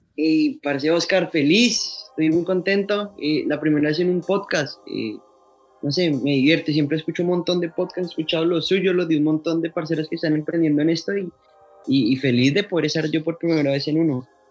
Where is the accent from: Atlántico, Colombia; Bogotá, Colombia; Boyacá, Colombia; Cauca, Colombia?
Bogotá, Colombia; Yo soy de Bogotá, yo soy rolo, rolo